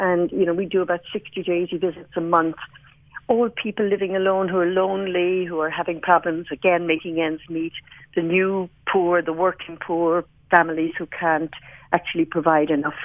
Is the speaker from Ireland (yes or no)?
yes; Kilkenny, Leinster, Ireland; moved away; I'm from Kilkenny.